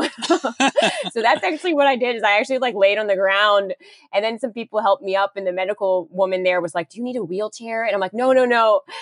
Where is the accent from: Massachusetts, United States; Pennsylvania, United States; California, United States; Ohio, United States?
Pennsylvania, United States; Pittsburgh; moved away; Pittsburgh, my hometown